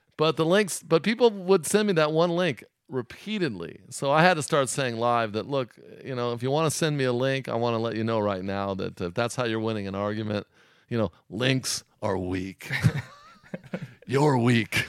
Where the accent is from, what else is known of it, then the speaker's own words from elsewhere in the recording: Orange County, California, United States; I grew up in Orange County